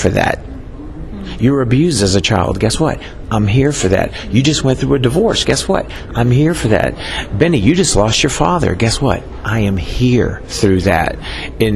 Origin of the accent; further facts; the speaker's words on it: New Orleans, Louisiana, United States; I grew up in New Orleans